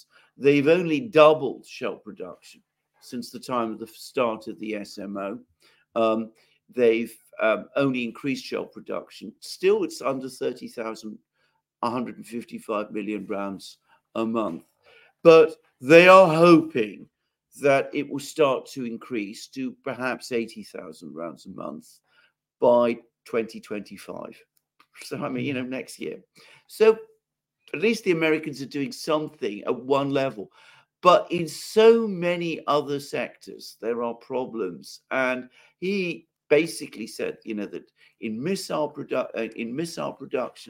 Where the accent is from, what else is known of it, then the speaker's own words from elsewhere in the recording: United Kingdom; I'm British and I live in Britain